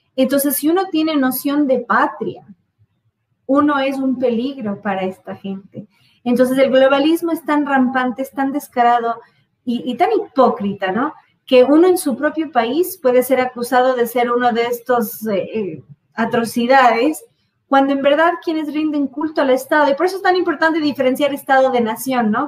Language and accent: Spanish; United States; Ya lo era en mi niñez en Estados Unidos